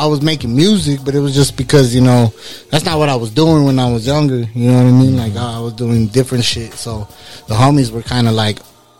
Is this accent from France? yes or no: no; Mesa, Arizona, United States; I'm from Mesa.